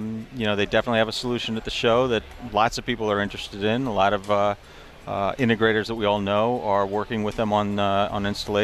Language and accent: English; Chicago, Illinois, United States; born there; I mean, I I was born out in Chicago, where everyone's friendly and nice, in my opinion at least.